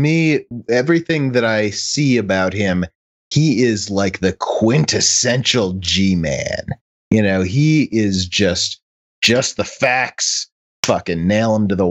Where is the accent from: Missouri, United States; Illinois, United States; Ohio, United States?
Illinois, United States; Chicago; now in Utah, United States; when I was a kid and I grew up in Chicago